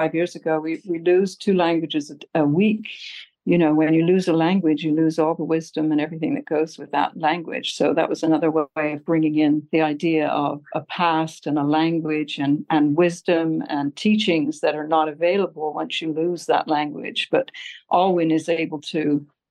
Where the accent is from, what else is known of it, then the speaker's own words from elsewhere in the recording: England, United Kingdom; now in Alameda, United States; I grew up in England and I went to school in England